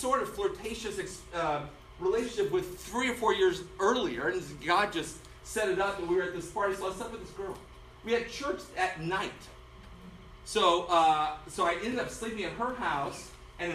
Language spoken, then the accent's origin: English; Denver, Colorado, United States; I was born and raised in Denver, Colorado, converted there.